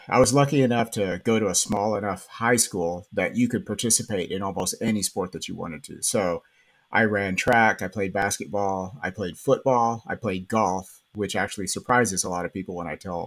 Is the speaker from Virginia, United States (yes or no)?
no; Baird, Texas, United States; moved away as an adult; also born or lived in Lubbock, Texas; now in Spring, United States; I originally am from West Texas. So I grew up, I'm from Baird, Texas